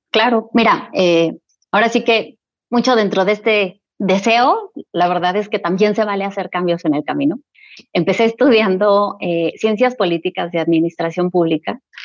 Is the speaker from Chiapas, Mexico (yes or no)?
no; Querétaro, Mexico; also born or lived in Mexico City; nació en la Ciudad de México, soy mexicana, mexicana. Tengo ya muchos años viviendo en la ciudad de Querétaro